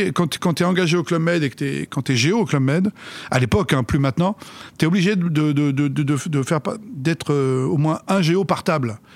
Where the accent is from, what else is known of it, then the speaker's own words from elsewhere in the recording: France; suis né là-bas. Je suis français, mais, ça ne me dérange pas, bien sûr, euh, qu'on, qu'on m'assimile à l'Algérie.